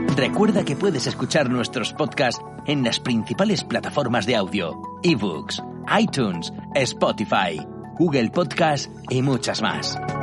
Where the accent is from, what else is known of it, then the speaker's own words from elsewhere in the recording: Bahía Blanca, Buenos Aires Province, Argentina; Soy de Bahía Blanca, del sur de la República Argentina.